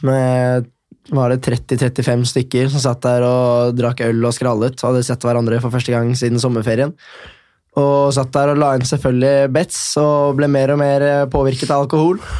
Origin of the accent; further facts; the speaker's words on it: Oslo, Norway; Født og oppvokst på Tåsen Nordberg-området